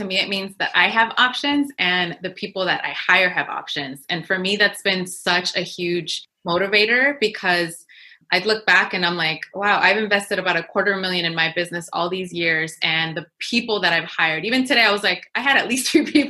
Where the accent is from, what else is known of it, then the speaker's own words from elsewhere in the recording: Inglewood, California, United States; first language Spanish; English is a second language; I came from Inglewood, California, where I grew up during the riots and everything. And I was surrounded by poverty all the time.